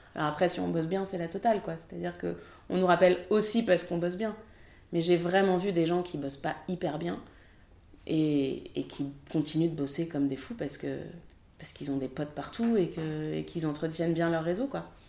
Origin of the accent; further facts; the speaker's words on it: France; je suis française